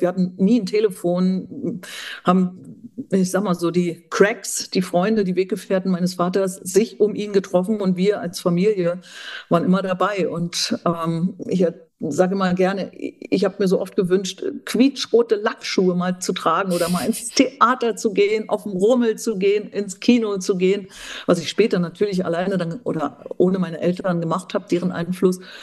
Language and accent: German; Mecklenburg-Vorpommern, Germany; moved away as an adult; also born or lived in Greifswald / Brandenburg / Berlin / South Africa; now in Upper Bavaria, Germany; Ich bin gebürtige Mecklenburgerin.